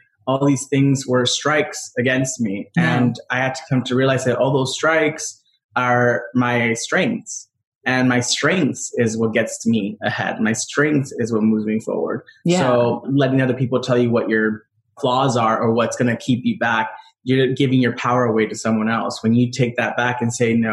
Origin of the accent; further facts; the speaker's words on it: Rosemead, California, United States; I grew up in Rosemead